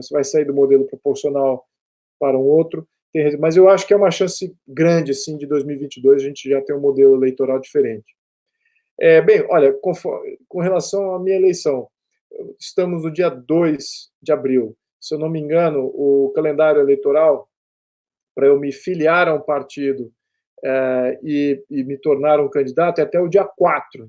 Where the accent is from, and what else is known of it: Brazil